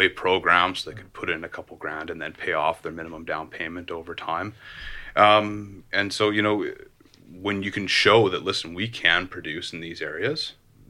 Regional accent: Port Coquitlam, British Columbia, Canada; I grew up in the Tri-Cities. I grew up in Port Coquitlam

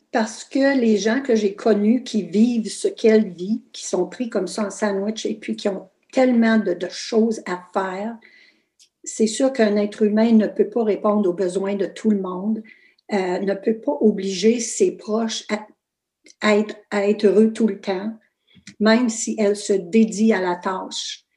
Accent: Fauquier, Ontario, Canada; first language French; also born or lived in Kapuskasing, Ontario; je suis née à Fauquier, petit village super francophone

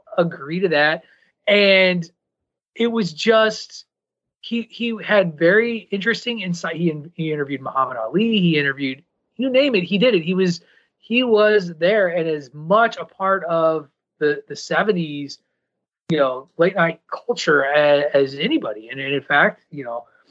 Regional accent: Illinois, United States; I grew up in Illinois

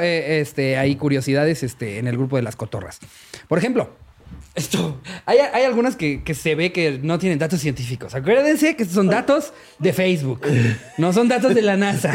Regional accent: Mexico; yo como mexicano

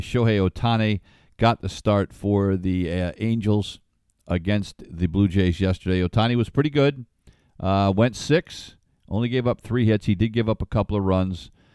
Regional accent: Ledyard, Connecticut, United States; It's a little cow town. That's where I grew up.

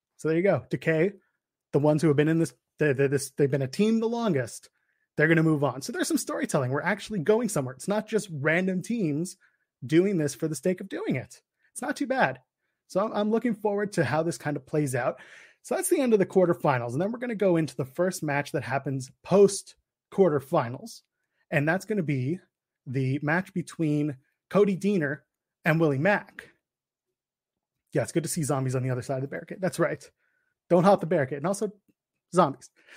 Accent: Canada; the Canadian boy. I am a Canadian boy

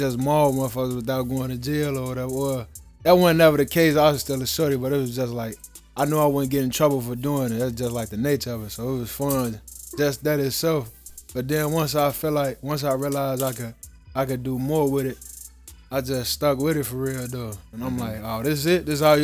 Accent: Chicago, Illinois, United States; I grew up on the Clarenhurst, man, the Clarenhurst West Side. Ended up going to Foreman, played football there

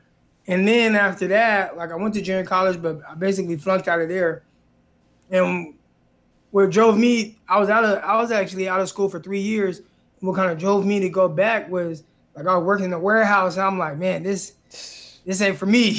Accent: Stockton, California, United States; Yeah, I'm from Stockton. So I've lived there pretty much majority of my life, born and raised there. It's about, like, you know, 30 minutes south of Sacramento, about 45 minutes from the Bay Area

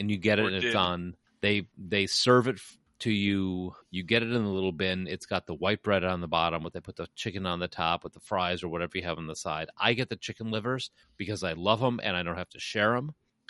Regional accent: Chicago, Illinois, United States; also born or lived in Kennesaw, Georgia; I'm a Chicagoan

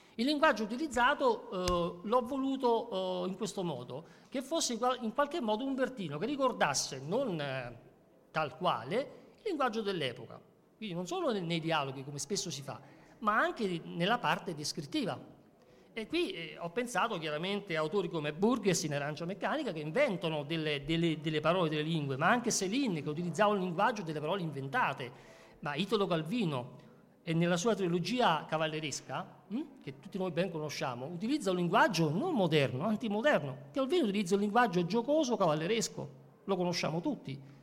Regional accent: Ciociaria, Lazio, Italy; io sono un mediterraneo a tutti gli effetti, sono un ciociaro addirittura, no? vivo da, vicino a Roma.

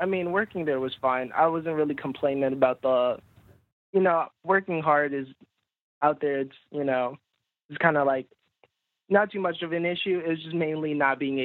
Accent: Jackson, Mississippi, United States; moved away as an adult; also born or lived in North Dakota; I'm from Jackson, Mississippi

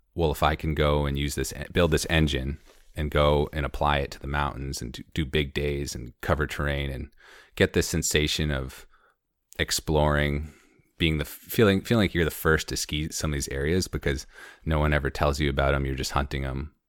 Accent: Conway, New Hampshire, United States; also born or lived in Maine / San Diego / Baja / Madison, New Hampshire; now in Jackson, United States; I grew up in Conway

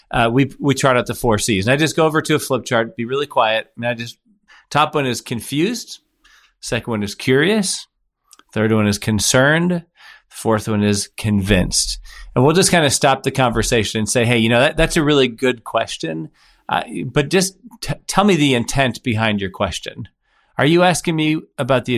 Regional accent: Midwest, United States; I grew up in the Midwest, you know, and in the Midwest where we use indirect language

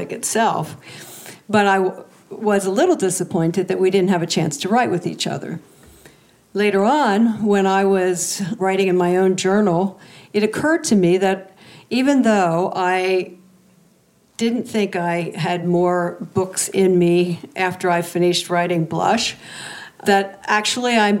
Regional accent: the East, East Coast, United States; I'm from the East

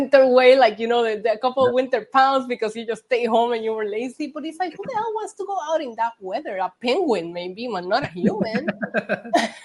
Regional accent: Puerto Rico; moved away; also born or lived in South Bend, Indiana / New York; I was born and raised in Puerto Rico

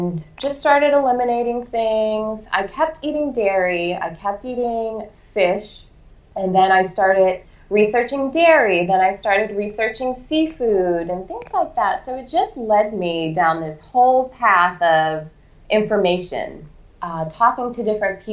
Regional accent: Boston, Massachusetts, United States; I grew up in Boston, so I was a city girl

